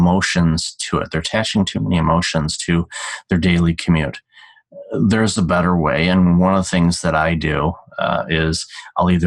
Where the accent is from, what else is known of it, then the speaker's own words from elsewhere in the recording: Detroit, Michigan, United States; moved away; also born or lived in Chicago; Growing up in Detroit, Motown runs through my veins